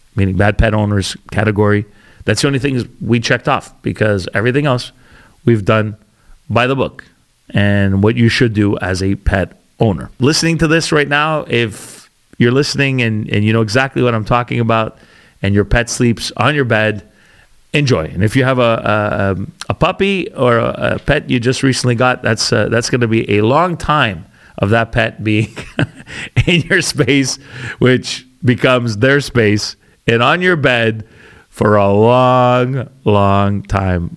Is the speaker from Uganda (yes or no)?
no; Canada; also born or lived in Calgary, Alberta / Ontario; We're Canadian, or we're all Canadian.